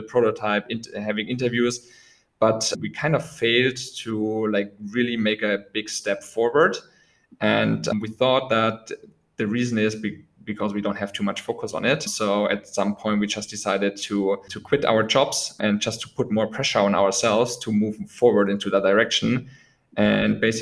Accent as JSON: {"language": "English", "area": "close to Munich", "region": "Bavaria", "country": "Germany", "tie": "born or raised there", "said": "I was born in Munich born in Germany, close to Munich"}